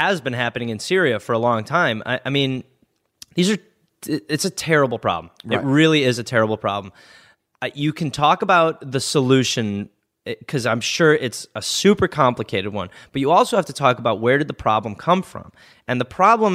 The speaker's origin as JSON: {"language": "English", "country": "United States", "said": "as an American who is living in America"}